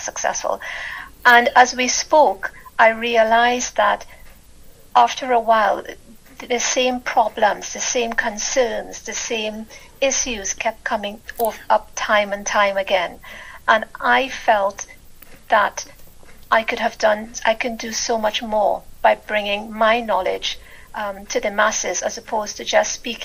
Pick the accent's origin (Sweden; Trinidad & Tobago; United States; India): Trinidad & Tobago; moved away as an adult; now in United Kingdom; I'm originally from the Caribbean, Trinidad to be exact, and I lived there. I was born there, and I lived there for most of my life.